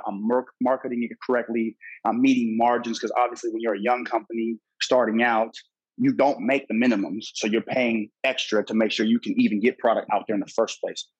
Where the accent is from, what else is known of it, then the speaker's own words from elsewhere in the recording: Los Angeles, California, United States; I'm from Cali, baby boy. Come on, man. It's LA all day.